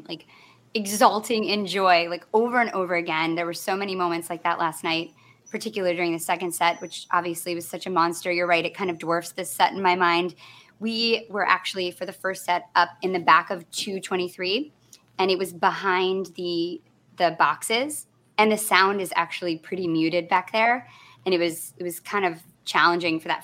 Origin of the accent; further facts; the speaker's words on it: Michigan, United States; I grew up in Michigan in a very homogenous environment